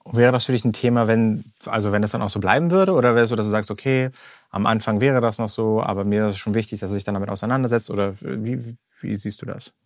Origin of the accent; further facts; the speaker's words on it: Germany; bei uns in Deutschland